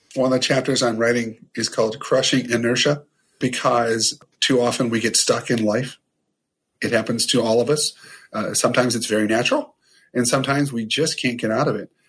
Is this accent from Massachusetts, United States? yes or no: no; Ohio, United States; I'm from Ohio. I'm from this small town in Ohio